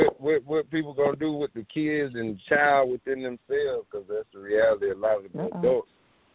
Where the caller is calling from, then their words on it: Columbia, South Carolina, United States; I am calling from South Carolina, Columbia, South Carolina.